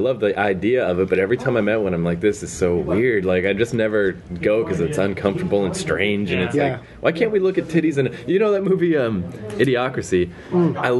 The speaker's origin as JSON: {"language": "English", "region": "Maine", "country": "United States", "said": "No one cares about New Brunswick, New Jersey. I'm from Maine."}